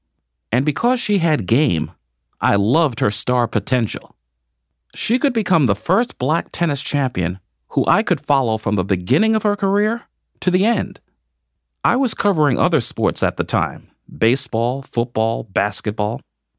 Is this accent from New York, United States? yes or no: yes; New York City, New York, United States; I grew up in New York City.